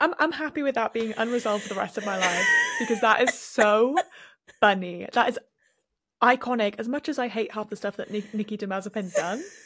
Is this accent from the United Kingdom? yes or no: yes; Wales, United Kingdom; growing up in Wales